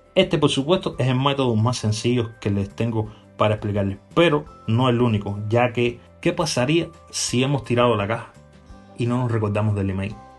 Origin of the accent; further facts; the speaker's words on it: Cuba; en mi país, en Cuba